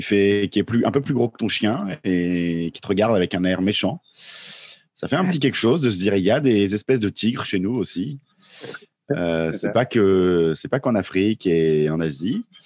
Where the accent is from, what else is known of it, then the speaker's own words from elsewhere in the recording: Vosges / Jura, Grand Est, France; c'est pas loin de là d'où je viens aussi, les Vosges